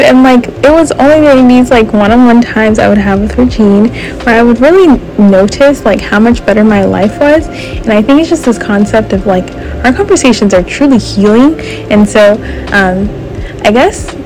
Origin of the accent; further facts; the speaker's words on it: California, United States; now in Huntsville, United States; I'm from California. I live in Huntsville, Alabama now